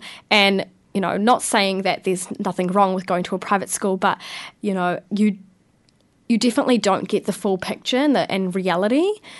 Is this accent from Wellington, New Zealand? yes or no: yes; Porirua, Wellington, New Zealand; Yeah, so I was born in Kenepuru Hospital. I went to primary at St. Teresa's School in Plymouth, so very local.